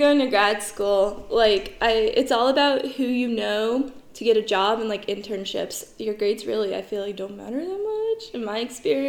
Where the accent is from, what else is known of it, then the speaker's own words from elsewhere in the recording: Blacksburg, Virginia, United States; I'm from Blacksburg.